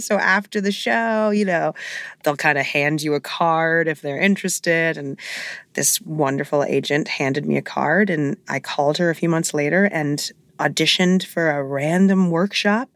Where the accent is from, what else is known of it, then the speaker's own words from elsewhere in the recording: New York City, New York, United States; I grew up in Hell's Kitchen, so I grew up literally blocks away from Broadway